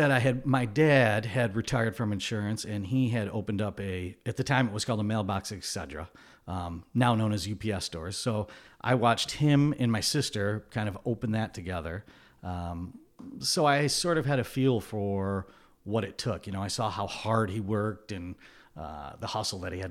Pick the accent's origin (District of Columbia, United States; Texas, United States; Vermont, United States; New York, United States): New York, United States; Glens Falls; Born, raised, went to college out in Syracuse. I, I ended up back in Glens Falls after college.